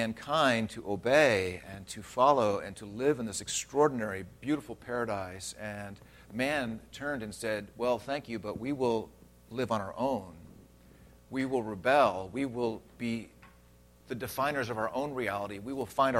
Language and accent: English; Redlands, California, United States; I grew up in Redlands. That's my hometown